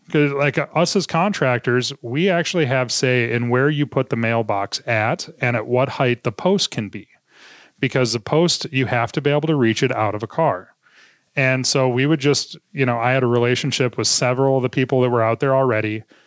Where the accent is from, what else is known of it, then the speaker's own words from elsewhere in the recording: Minot, North Dakota, United States; growing up in Minot was one of it was one of those places where uh, you didn't go home until the porch lights came on at night